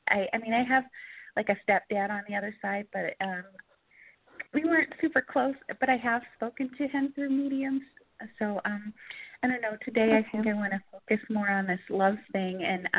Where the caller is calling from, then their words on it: Georgia, United States; I'm calling from Georgia.